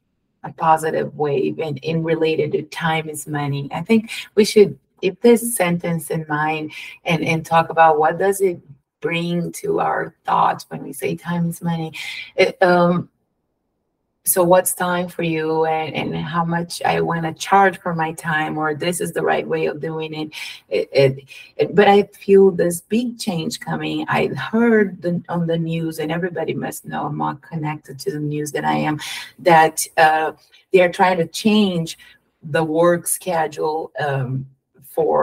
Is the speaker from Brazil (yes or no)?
yes; São Paulo, Brazil; English is a second language; moved away as an adult; also born or lived in Curitiba, Brazil; now in United States; I born in Sao Paulo, the most capitalist city in Brazil, Sao Paulo.